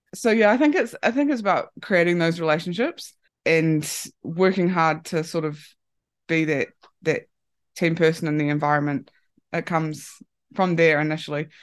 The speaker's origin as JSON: {"language": "English", "country": "New Zealand", "moved": "as an adult", "lives_now": "Japan", "said": "at home in New Zealand"}